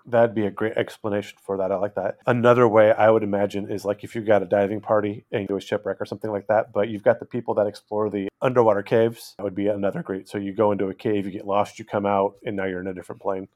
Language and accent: English; California, United States; moved away; I grew up in California